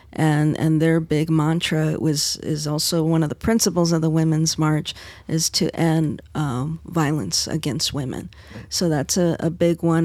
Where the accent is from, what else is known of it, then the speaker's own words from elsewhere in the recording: Arizona, United States; my home state, Arizona